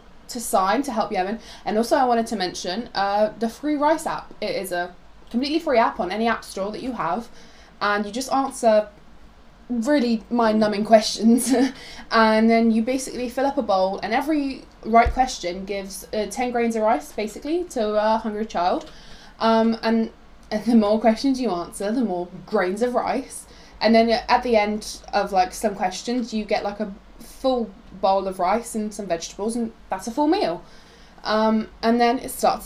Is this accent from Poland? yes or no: yes; Poland; moved away; I'm from Poland, like we previously established. I'm from Poland